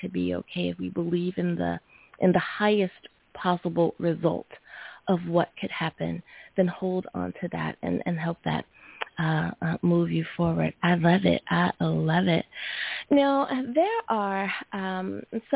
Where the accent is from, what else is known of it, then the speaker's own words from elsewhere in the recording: United States; my home country, USA